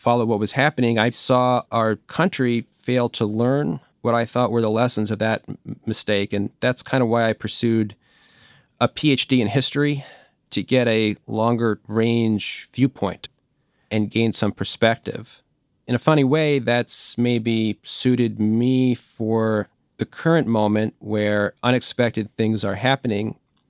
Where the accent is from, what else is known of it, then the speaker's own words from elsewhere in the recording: District of Columbia, United States; I grew up outside Washington, D.C., and 9/11 happened when I was in high school.